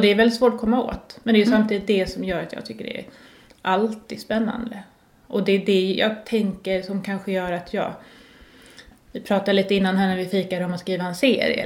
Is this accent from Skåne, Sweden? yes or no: yes; Lund, Skåne, Sweden; Jag kom ju från Lund